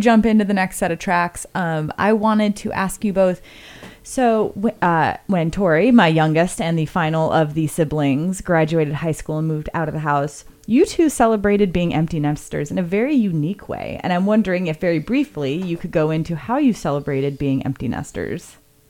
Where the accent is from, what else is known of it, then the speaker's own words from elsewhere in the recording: California, United States; Context, I grew up in Southern California, so L.A. was not quite as far.